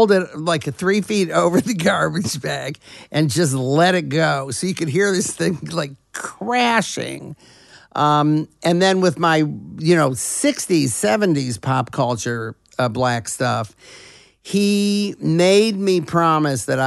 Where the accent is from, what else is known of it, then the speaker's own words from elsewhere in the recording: Detroit, Michigan, United States; growing up in Detroit at the time when Motown was coming up